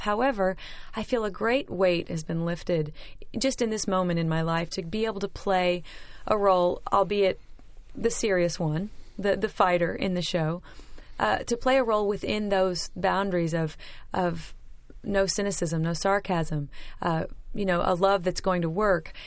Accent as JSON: {"language": "English", "region": "Oklahoma", "country": "United States", "said": "I'm from Oklahoma"}